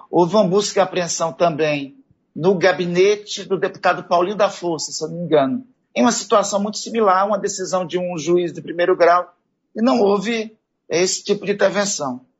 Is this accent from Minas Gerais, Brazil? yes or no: yes; Minas Gerais, Brazil; now in Anápolis, Brazil; Eu estou em Anápolis desde 1972, quando nós viemos de Minas Gerais, meu pai, minha mãe, Dona Maria, meu pai, seu divino Lucas, né? E sete filhos, sete irmãos. Eu era o mais velho, né?